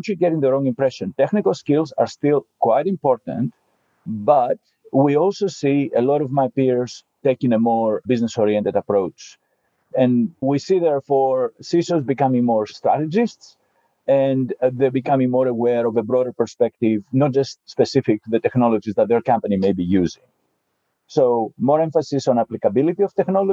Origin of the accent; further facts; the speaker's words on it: Greece; moved away; I was born in Greece.